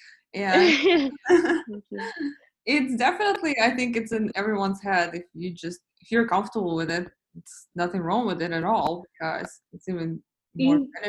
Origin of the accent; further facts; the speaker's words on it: Russia; moved away as an adult; now in United States; I was born in Russia and I came to US when I was 17